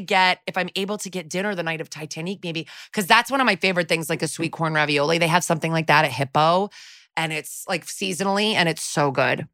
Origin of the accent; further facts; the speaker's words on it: Connecticut, United States; I'm from Connecticut